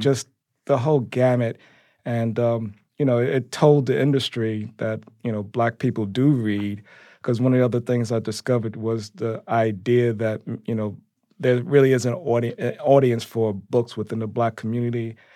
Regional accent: New York City, New York, United States; I grew up in Harlem

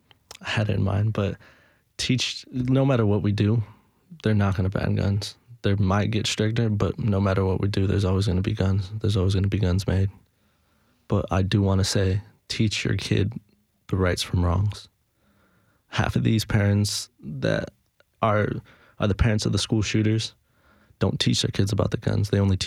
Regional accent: Los Angeles, California, United States; now in Nashville, United States; Now that we moved over here, we're able to get steady, but I'm from Los Angeles

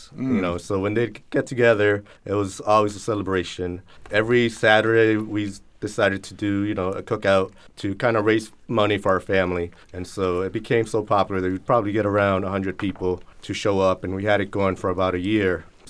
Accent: California, United States; moved away; So I grew up, I was born and raised in California.

